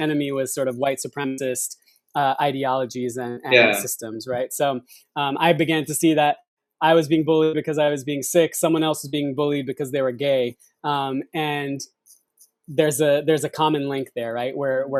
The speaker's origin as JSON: {"language": "English", "country": "United States", "tie": "born or raised there", "said": "as a Sikh, right? So growing up in this country with those identities"}